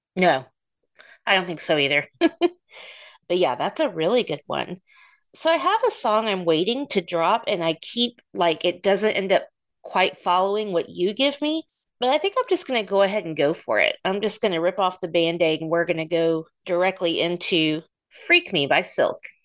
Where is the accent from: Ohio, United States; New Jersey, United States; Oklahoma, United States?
Oklahoma, United States; Oklahoma City; they're from my hometown